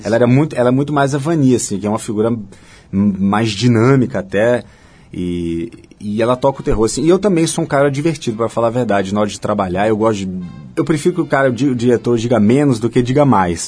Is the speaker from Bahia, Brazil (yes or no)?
yes; Salvador, Bahia, Brazil; moved away; also born or lived in Diamantina, Minas Gerais / Germany; nasci em Diamantina, em Minas saí de lá ainda bebezinho, fui morar na Alemanha por três anos, porque acompanhando meu pai que estava fazendo doutorado. Quando voltamos, voltamos de novo para Salvador